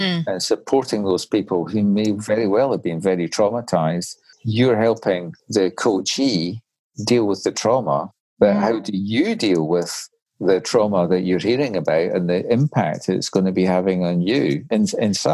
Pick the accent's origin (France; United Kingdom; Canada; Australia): United Kingdom; we're British